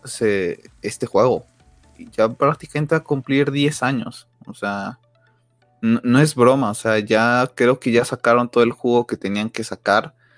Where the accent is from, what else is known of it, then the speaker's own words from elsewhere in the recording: Mexico; nosotros como mexicanos